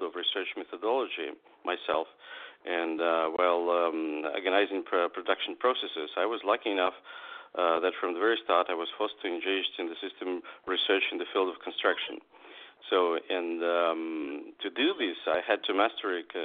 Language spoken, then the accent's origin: English; Moscow, Russia; I'm a writer from Russia, from Moscow